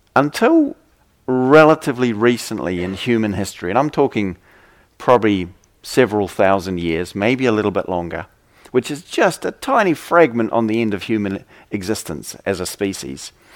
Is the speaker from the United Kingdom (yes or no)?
no; New Zealand; I come from New Zealand